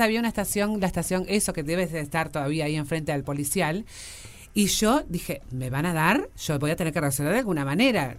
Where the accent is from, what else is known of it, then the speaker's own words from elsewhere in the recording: Uruguay; como era uruguaya